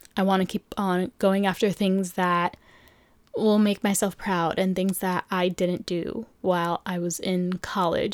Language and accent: English; New York City, New York, United States; also born or lived in Philadelphia; born and raised in New York City